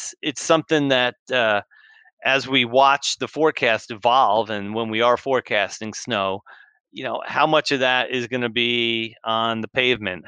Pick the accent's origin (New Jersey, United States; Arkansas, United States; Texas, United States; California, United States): New Jersey, United States; Growing up as a kid, I grew up in New Jersey